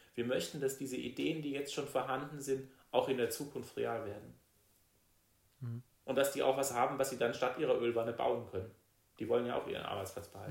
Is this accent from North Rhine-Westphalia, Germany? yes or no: no; Rastatt, Baden-Württemberg, Germany; also born or lived in Heidelberg; ich komme aus Rastatt, bin da auch groß geworden